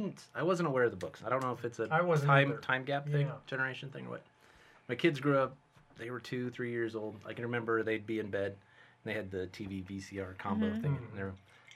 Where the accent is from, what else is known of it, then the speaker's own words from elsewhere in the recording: McCook, Nebraska, United States; McCook, Nebraska.